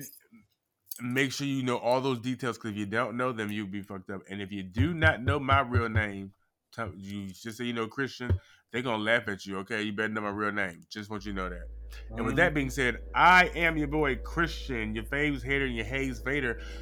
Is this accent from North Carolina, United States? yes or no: yes; North Carolina, United States; moved away; my home state now, okay, right now is the motherfucking music capital. It's one of, like, the music places. Like, people go to North Carolina